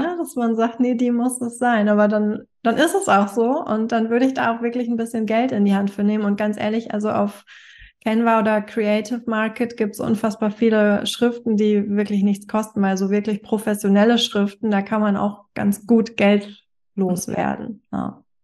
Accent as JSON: {"language": "German", "region": "Hamburg", "country": "Germany", "said": "Ich komme aus Hamburg."}